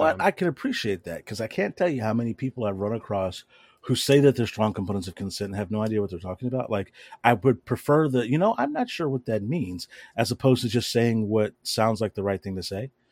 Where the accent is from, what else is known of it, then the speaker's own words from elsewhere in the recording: the South, United States; I grew up down here in the South